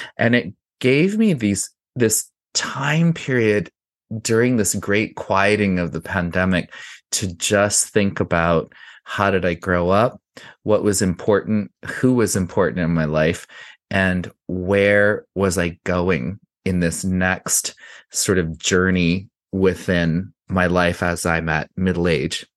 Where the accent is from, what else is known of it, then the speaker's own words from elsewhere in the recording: Santa Fe, New Mexico, United States; moved away; I grew up in Santa Fe in the nineteen seventies and early eighties in a Hispanic neighborhood called Casa Solana